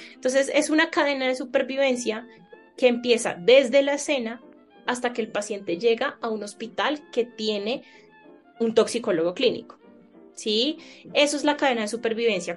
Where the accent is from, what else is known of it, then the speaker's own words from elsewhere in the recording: Colombia; yo soy médica de Colombia